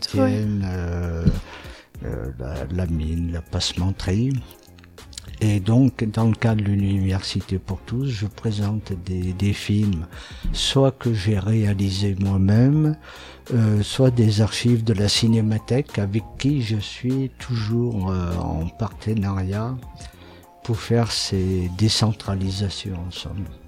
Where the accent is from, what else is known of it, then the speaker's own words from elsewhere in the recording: Saint-Étienne, Auvergne-Rhône-Alpes, France; je suis né à Saint-Étienne et je continue de vivre à Saint-Étienne